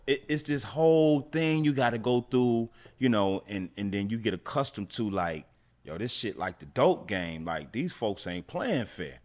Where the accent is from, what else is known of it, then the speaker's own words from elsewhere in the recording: Atlanta, Georgia, United States; also born or lived in St. Louis, Missouri; I'm from Atlanta, but I was staying in Saint Louis